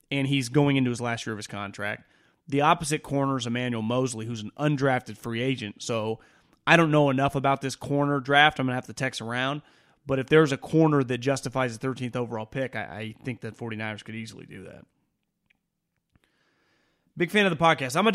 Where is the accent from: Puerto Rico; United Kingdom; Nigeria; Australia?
Puerto Rico; born there; I was born in Puerto Rico. I started to follow sports in the late 70s.